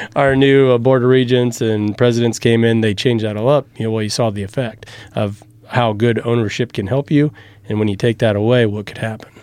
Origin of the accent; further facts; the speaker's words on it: Lynch, Nebraska, United States; moved away; also born or lived in Omaha; my hometown, right, Lynch